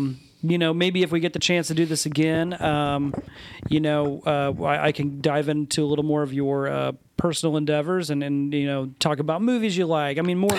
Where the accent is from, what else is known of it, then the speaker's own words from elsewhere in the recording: Muncie, Indiana, United States; I was born and raised in Muncie. I've always lived in Muncie. I own a business in Muncie. My kids are being raised in Muncie